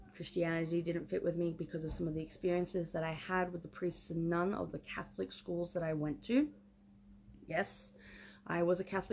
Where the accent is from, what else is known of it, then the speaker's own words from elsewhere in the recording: Australia; I'm an Aussie